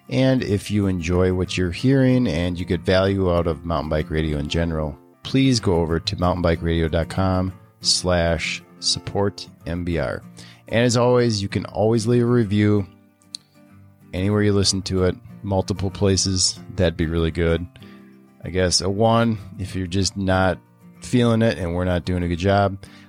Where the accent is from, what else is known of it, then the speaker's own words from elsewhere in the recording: Wisconsin, United States; and I'm from Wisconsin.